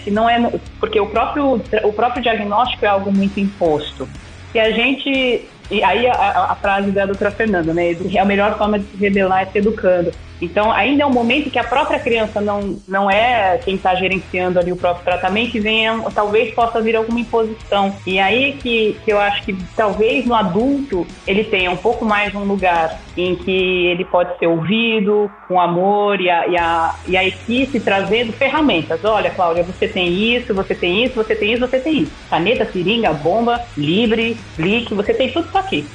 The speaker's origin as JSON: {"language": "Portuguese", "town": "Barueri", "region": "São Paulo", "country": "Brazil", "said": "Eu sou de São Paulo, de Barueri"}